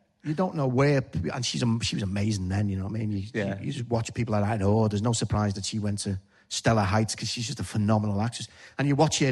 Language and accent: English; Liverpool, North West England, United Kingdom; accent: Scouse